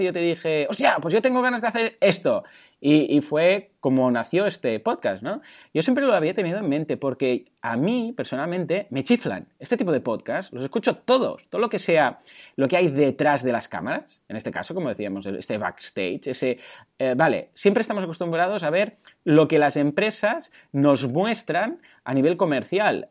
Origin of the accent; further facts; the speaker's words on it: Spain; soy español